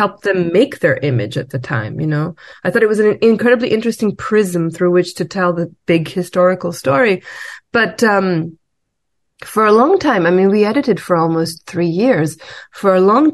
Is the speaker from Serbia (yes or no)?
yes; Belgrade, Serbia; I'm also from Belgrade, like you.